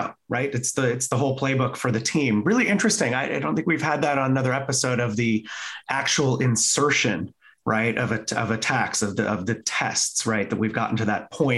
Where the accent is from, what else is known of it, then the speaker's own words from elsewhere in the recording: California, United States; growing up in California